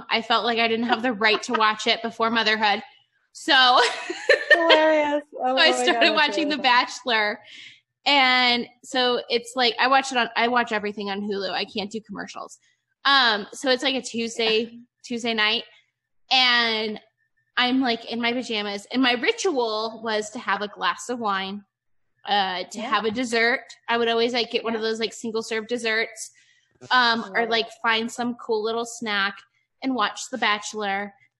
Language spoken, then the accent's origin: English; Ohio, United States; born or raised there; moved away as an adult; now in Nevada, United States